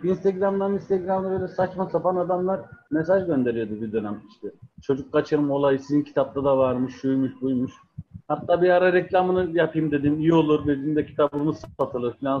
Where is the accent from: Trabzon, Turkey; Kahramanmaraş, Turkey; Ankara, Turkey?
Ankara, Turkey; moved away as an adult; also born or lived in Adana / Ceyhan / Sakarya; ben 1982 Ankara doğumluyum